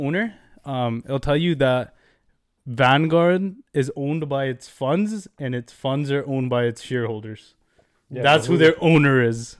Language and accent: English; Canada; As Canadians, this is from as a Canadian